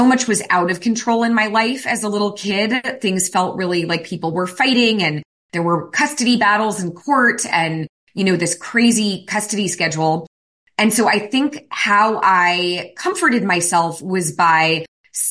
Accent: San Francisco Bay Area, California, United States; I was raised in the San Francisco Bay Area

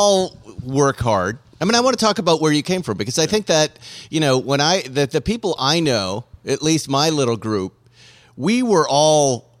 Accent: New England, United States; I'm from New England.

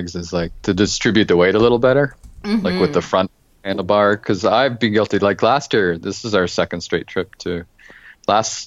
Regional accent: Toronto, Ontario, Canada; now in Waterloo, Canada; I grew up in Toronto, Ontario

